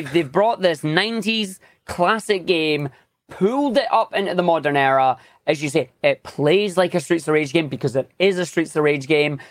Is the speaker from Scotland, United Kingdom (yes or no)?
yes; Scotland, United Kingdom; I am a Scottish speedrunner, uh, obviously living in Scotland right now